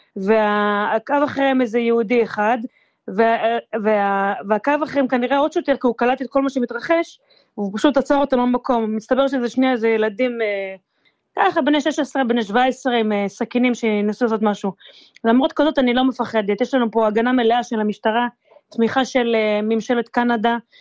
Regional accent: Israel; moved away as an adult; now in Vancouver, Canada; אני מישראל

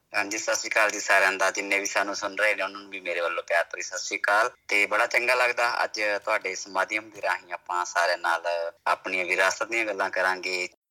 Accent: Samaon, Punjab, India; ਮੈਂ ਜ਼ਿਲ੍ਹਾ ਮਾਨਸਾ ਪਿੰਡ ਸਮਾਉ ਮੇਰਾ ਜਿਹੜਾ ਪਿੰਡ ਸਮਾਉ

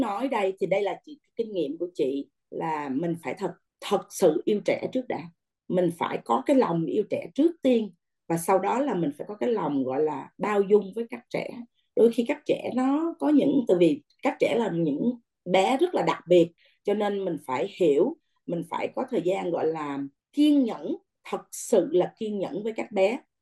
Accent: Vietnam; moved away; người Việt Nam mình

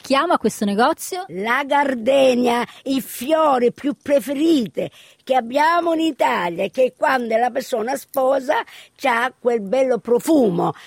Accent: Sydney, New South Wales, Australia; also born or lived in Spadafora, Messina, Sicily, Italy; mi sento eh, australiana perché ho, ho cresciuto

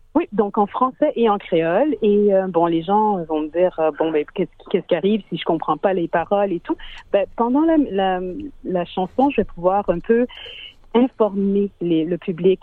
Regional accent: Montreal, Quebec, Canada; moved away as an adult; now in Sydney, Australia; je suis née à Montréal de parents haïtiens et j'ai immigré en Australie environ presque dix ans

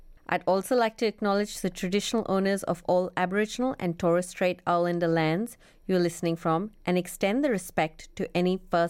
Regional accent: Kolkata, West Bengal, India; now in Australia; I was born and raised in Kolkata in West Bengal.

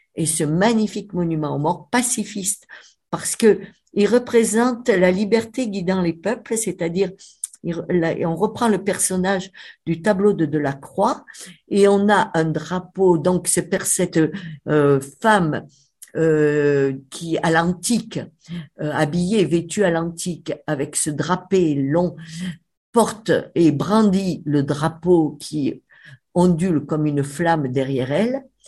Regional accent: Avignon, Provence-Alpes-Côte d'Azur, France; now in Cévennes, France; je suis avignonnaise en fait, hein, ça s'entend mon accent

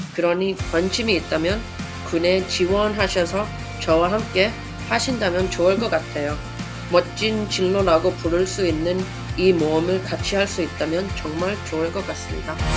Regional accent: Sydney, New South Wales, Australia; Korean is a second language; moved away as an adult; also born or lived in Canberra; now in Seoul, South Korea; 호주 시드니에서 태어나 자랐고요.

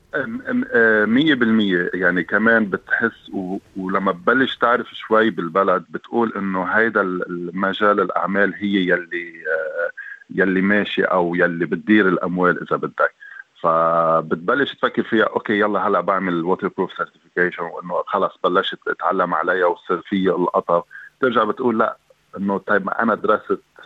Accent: Lebanon; moved away as an adult; now in Australia; جاي من لبنان

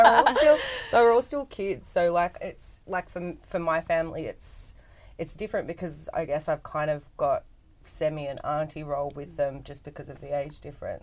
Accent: Sydney, New South Wales, Australia; I'm Bunjalung Yuin Wiradjuri. And I grew up across lots of different suburbs of Sydney.

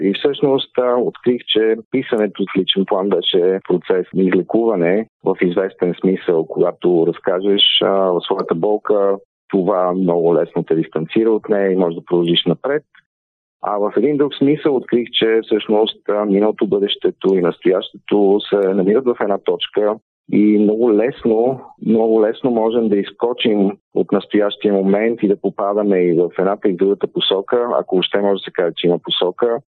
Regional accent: Bulgaria

